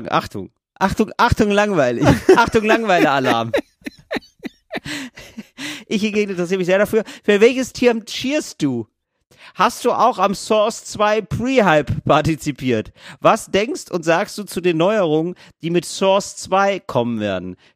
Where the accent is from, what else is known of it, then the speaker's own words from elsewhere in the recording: Northern Germany, Germany; ich komme aus Norddeutschland.